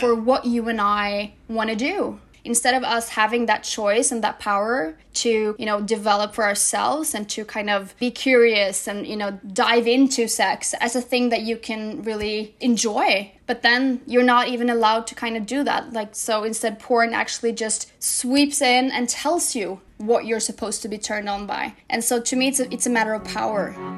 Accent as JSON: {"language": "English", "country": "Norway", "tie": "born or raised there", "said": "I'm Norwegian, and so is she, and then half Moroccan, and So we grew up together in Norway"}